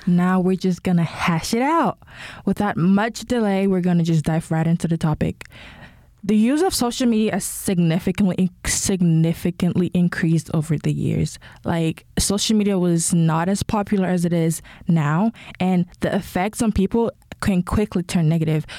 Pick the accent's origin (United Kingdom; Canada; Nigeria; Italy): Nigeria; now in United States; I'm Nigerian. Uh, when I lived in Nigeria